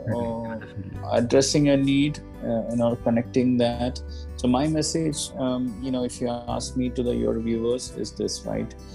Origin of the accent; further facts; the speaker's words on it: Kerala, India; I'm from Kerala